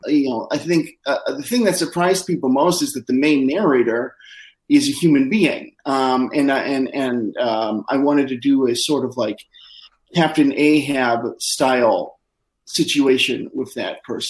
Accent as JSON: {"language": "English", "region": "Midwest", "country": "United States", "said": "I'm from the Midwest"}